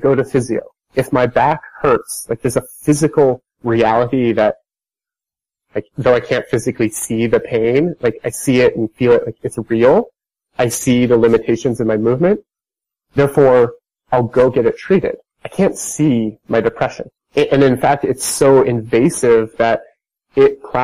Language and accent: English; Idaho, United States; I'm from Idaho, which I don't, maybe you don't know where Idaho is. it's like a small, mountainous, rather conservative state in the U.S. I think back to growing up